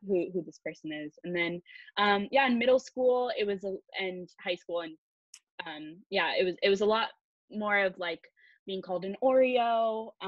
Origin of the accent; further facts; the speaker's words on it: Palo Alto, California, United States; I grew up in the Bay Area of California in Palo Alto